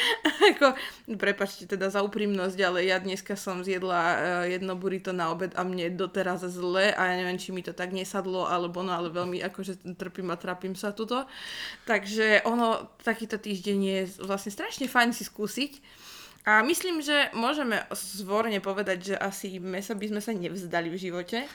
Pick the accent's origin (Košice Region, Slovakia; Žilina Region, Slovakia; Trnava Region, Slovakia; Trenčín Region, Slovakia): Žilina Region, Slovakia; Rajecká Lesná; pochádzam z Rajeckej lesnej